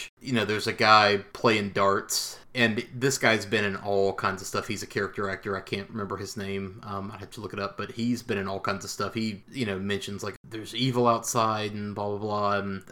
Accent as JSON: {"language": "English", "region": "the South", "country": "United States", "tie": "born or raised there", "said": "growing up in the South"}